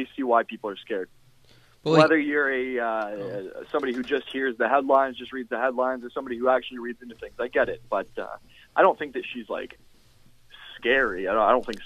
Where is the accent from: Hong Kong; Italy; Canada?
Canada; Whitby, Ontario; also born or lived in Toronto / Vaughan; Whitby, my hometown